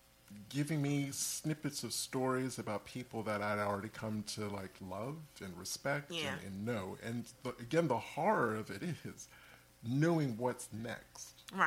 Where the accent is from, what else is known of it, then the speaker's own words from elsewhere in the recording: England, United Kingdom; I'm from England.